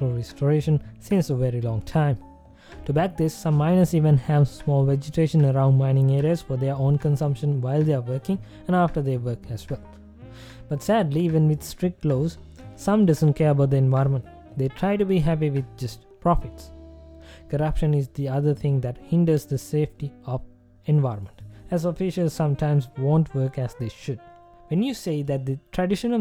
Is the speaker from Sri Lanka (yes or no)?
yes; Sri Lanka; my home country